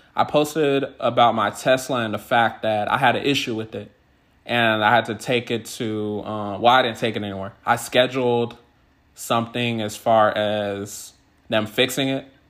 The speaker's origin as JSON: {"language": "English", "region": "California", "country": "United States", "also_born_or_lived": "Washington State", "moved": "yes", "lives_now": "Washington, United States", "said": "I'm originally from California"}